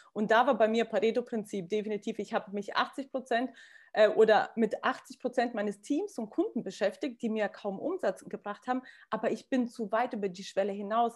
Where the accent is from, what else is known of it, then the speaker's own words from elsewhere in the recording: Kazakhstan; moved away; ich komme aus Kasachstan, meine Familie legt sehr viel Wert auf Bodenständigkeit